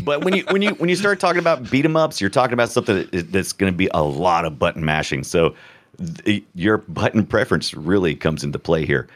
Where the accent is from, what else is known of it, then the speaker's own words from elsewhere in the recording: United States; I'm an American